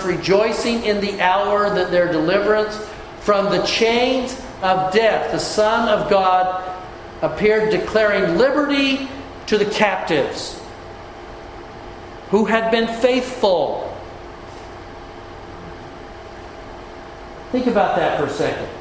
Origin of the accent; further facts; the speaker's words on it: Utah, United States; as a boy, growing up in Utah